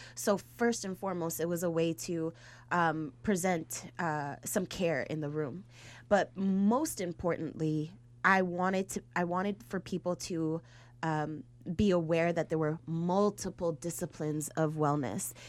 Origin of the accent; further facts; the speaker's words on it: Chicago, Illinois, United States; I'm from Humble Park